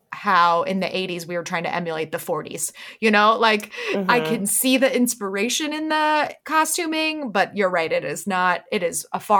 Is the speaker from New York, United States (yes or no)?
no; Kent, Ohio, United States; I grew up in Kent, Ohio